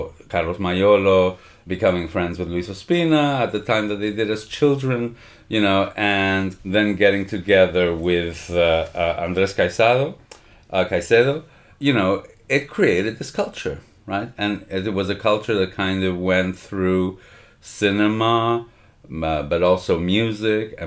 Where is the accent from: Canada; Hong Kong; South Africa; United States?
Canada; Montreal, Quebec; moved away; where I grew up in Canada, in Montreal